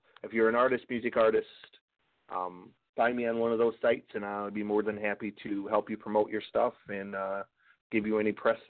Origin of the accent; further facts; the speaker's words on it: Michigan, United States; moved away; also born or lived in Arkansas; I lived in Arkansas for about 10 years. So I'm originally from Michigan, but I live down there.